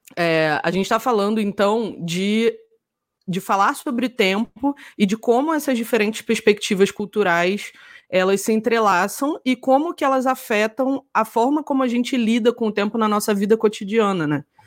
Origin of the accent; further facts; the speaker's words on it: Rio de Janeiro, Brazil; Eu sou uma pessoa super do Sudeste e sou carioca